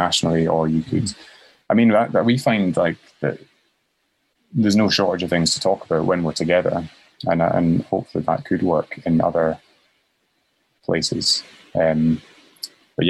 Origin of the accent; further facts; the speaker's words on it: Currie, Scotland, United Kingdom; also born or lived in Edinburgh; I was brought up in Curry